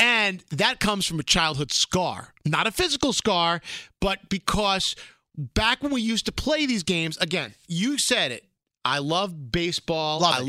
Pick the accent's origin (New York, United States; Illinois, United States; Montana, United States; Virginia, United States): New York, United States; New York City; Bald Freak Ronnie and I, we grew up in Brooklyn